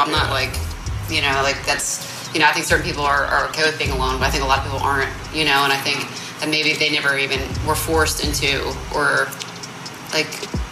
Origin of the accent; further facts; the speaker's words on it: Marlton, New Jersey, United States; moved away as an adult; South Jersey, outside of Philly